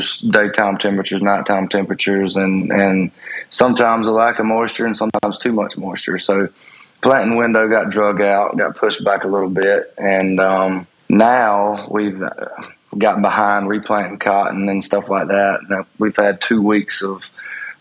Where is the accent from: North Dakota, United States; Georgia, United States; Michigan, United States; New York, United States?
Georgia, United States; Moultrie; moved away as an adult; also born or lived in Enfield, North Carolina / Arlington, Georgia / Tifton, Georgia; I'm originally from Moultrie, Georgia